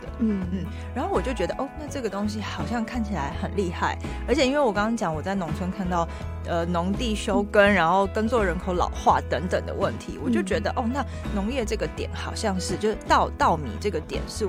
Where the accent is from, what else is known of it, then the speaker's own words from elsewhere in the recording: Taipei, Taiwan; moved away as an adult; also born or lived in Miaoli; now in Hualien, Taiwan; 我是台北人。哦，我去苗栗工作，